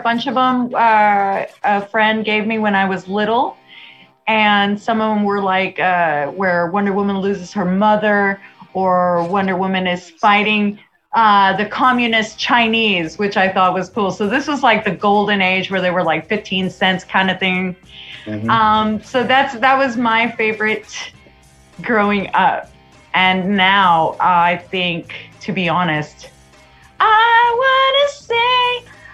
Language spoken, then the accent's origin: English; Mexico; first language Spanish; English is a second language; It was my first language, so I can honestly say que yo soy más mexicana que los nopales